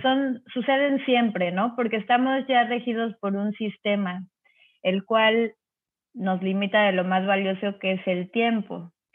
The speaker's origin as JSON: {"language": "Spanish", "town": "Cancún", "region": "Quintana Roo", "country": "Mexico", "tie": "born or raised there", "also_born_or_lived": "Mexico City", "said": "Yo soy del DF, pero en el 85, después del terremoto, nos venimos a vivir a Cancún, entonces soy caribeña"}